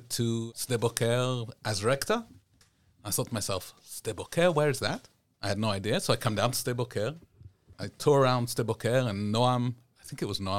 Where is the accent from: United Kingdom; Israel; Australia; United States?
Israel; Southern District; our place in Beersheba, in the Negev, mm-hmm right? I'm from the Negev.